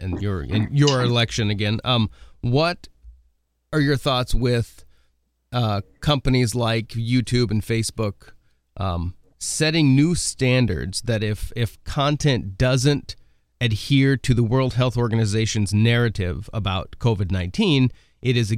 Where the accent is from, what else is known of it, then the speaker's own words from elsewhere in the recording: Oregon, United States; moved away as an adult; now in South Dakota, United States; I grew up in Oregon, so I'm a transplant to the Midwest about 12 years ago